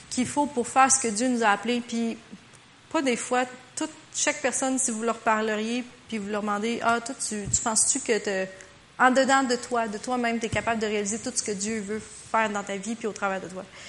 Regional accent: Quebec, Canada; en tant que Québécois

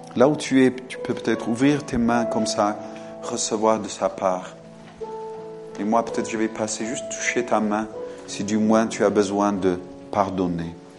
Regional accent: France; moved away; en tant qu'un homme qui vient de France, même si je ne suis pas d'origine française en soi, en tant que Français

